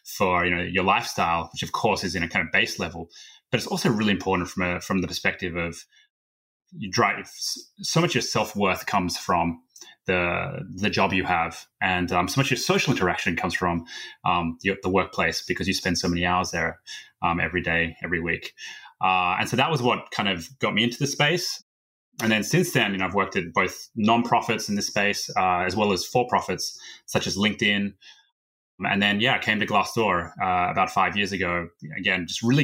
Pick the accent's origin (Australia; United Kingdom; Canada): Australia; moved away as an adult; now in United States; I'm originally from Australia and moved out to the States about 12 or so years ago